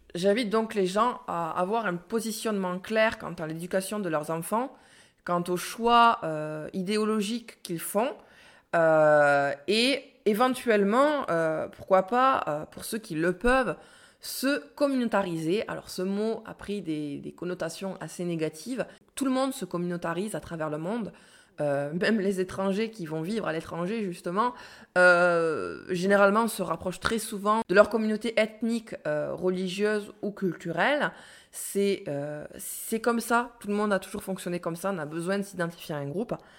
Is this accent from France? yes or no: yes; France